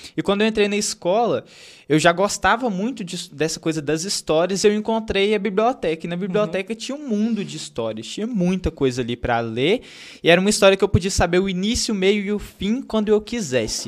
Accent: Santa Bárbara do Leste, Minas Gerais, Brazil; Eu cresci na roça, Uhum. Então, sou de Santa Bárbara do Leste

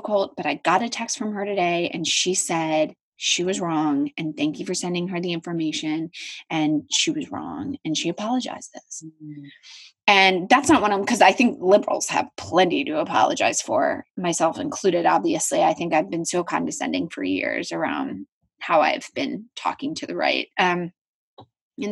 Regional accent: Philadelphia, Pennsylvania, United States; I grew up in Philadelphia and I'm an Eagles fan

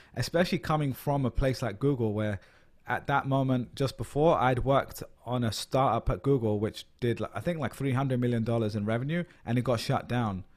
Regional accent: London, United Kingdom; moved away as an adult; now in New York, United States; I'm a Londoner

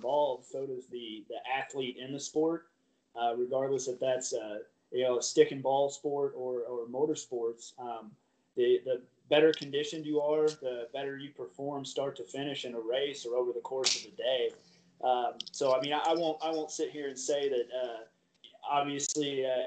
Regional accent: Columbia, Missouri, United States; here in my hometown

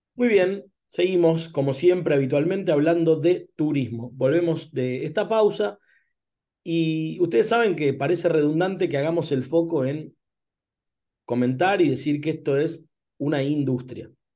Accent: Argentina; como argentinos

